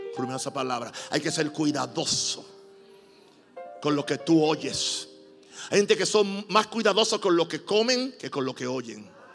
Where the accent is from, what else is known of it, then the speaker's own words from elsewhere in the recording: Puerto Rico; yo soy puertorriqueño